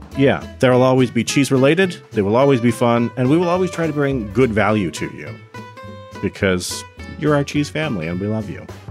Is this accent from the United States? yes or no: yes; Oregon, United States; I grew up in Oregon for a lot of my childhood